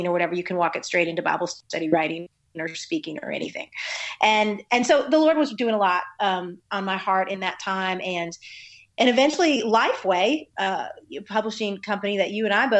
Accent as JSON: {"language": "English", "country": "United States", "tie": "born or raised there", "moved": "yes", "lives_now": "Nashville, United States", "said": "I grew up right outside of Washington, D.C., and was born to a pastor"}